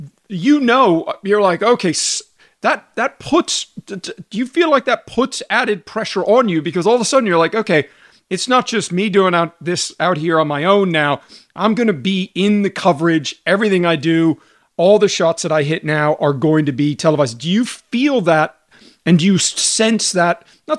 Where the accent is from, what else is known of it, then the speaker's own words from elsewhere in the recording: Houston, Texas, United States; I grew up in Houston, Texas. Let's go.